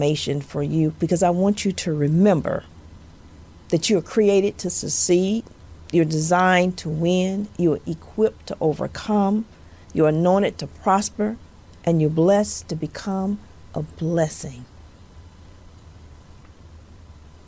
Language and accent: English; Monroe, Louisiana, United States; accent: southern; I'm sure you all have noticed my southern accent. And yes, I am from the dirty South. I'm from Louisiana. I am from the northern part